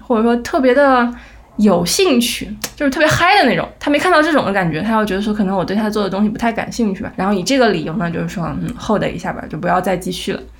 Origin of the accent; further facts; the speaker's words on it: China; now in United States; 我们中国人